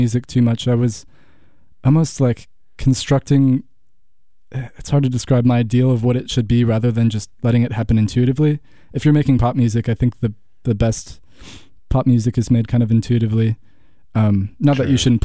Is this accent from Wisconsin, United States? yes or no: yes; Franklin, Wisconsin, United States; also born or lived in Oregon; I grew up in Franklin, which is half an hour from Milwaukee